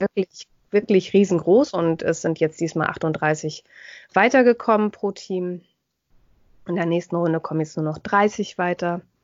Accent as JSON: {"language": "German", "country": "Germany", "said": "bei uns in Deutschland"}